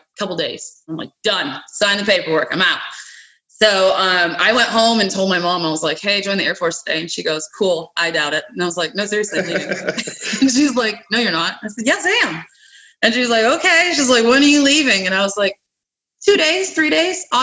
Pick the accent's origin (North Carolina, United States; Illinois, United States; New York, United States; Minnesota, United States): New York, United States; Western; moved away as an adult; also born or lived in Louisiana / Florida; now in Birmingham, United States; I'm from Western New York originally